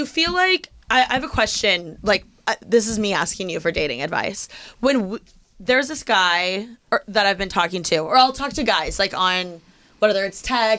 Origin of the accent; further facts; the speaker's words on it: Midwest, United States; maybe it's because I'm from the Midwest